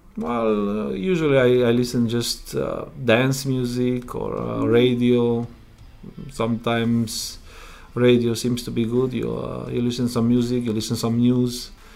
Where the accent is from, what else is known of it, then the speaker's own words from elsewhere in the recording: Romania; English is a second language; moved away as an adult; now in Prince Edward Island, Canada; I'm originally from Romania. I came uh, in Canada three, three years ago